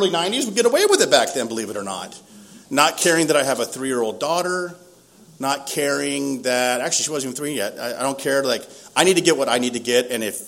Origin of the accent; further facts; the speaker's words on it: Lakeside, California, United States; Growing up in Lakeside, I grew up in a really close, functional, dysfunctional family.